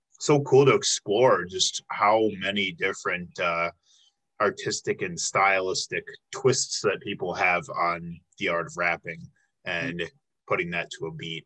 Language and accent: English; Chicago, Illinois, United States; I'm actually from the Chicago area